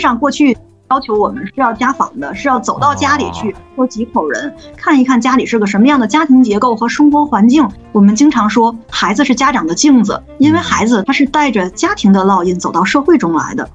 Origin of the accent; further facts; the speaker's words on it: China; 我们中国